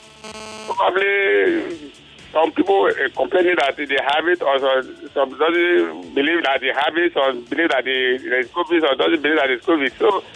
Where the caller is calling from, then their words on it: Badagry, Lagos, Nigeria; I'm calling from Badagry.